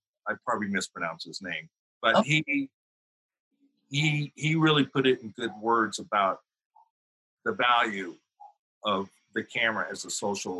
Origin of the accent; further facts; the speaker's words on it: Oklahoma, United States; I grew up in Oklahoma, green country, rolling hills, lots of trees and everything.